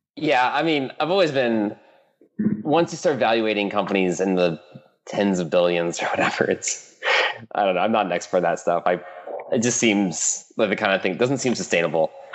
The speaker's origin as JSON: {"language": "English", "region": "Michigan", "country": "United States", "tie": "born or raised there", "also_born_or_lived": "East Coast / Stanford, California", "moved": "as an adult", "said": "I grew up in Michigan, middle middle nowhere, Midwest United States"}